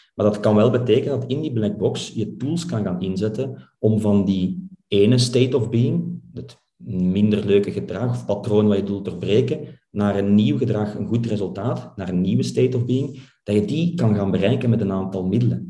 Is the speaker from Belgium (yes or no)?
yes; Flanders, Belgium; wij als Vlaming